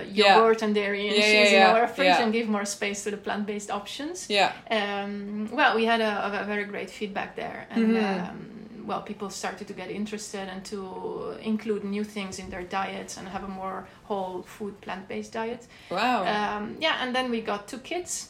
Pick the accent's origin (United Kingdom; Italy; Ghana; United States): Italy; Milan, Lombardy; moved away as an adult; also born or lived in Trentino, Italy; now in Netherlands; We are originally from Milan and surrounding